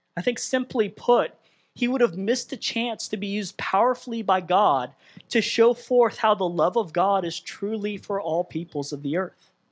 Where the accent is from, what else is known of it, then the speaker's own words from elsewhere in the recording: Southern California, United States; moved away as an adult; I'm Southern California born and raised